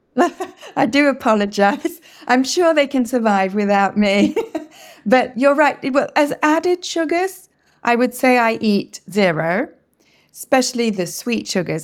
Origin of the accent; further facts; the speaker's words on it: England, United Kingdom; first language English; now in Quebec, Canada; I live in French speaking Quebec in Canada, even though, as you can hear, I'm originally from England